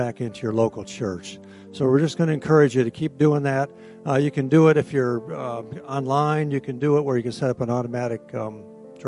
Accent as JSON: {"language": "English", "region": "Ohio", "country": "United States", "said": "I'm from Ohio"}